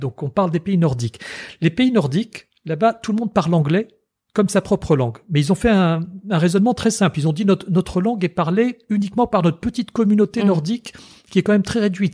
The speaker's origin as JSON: {"language": "French", "country": "Tunisia", "tie": "born or raised there", "also_born_or_lived": "France", "moved": "as an adult", "said": "mère française et père tunisien, et j'ai grandi en Tunisie."}